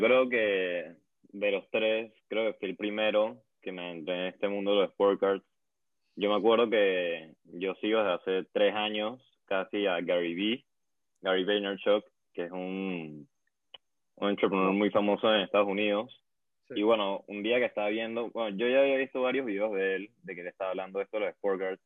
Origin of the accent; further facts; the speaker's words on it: Venezuela; yo que soy de Venezuela